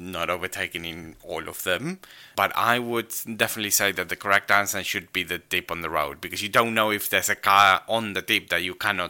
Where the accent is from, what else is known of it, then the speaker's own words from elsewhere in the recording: Argentina; English is a second language; maybe it's because I grew up in Argentina, so for me, the Argentinian ones kind of make sense and the British don't.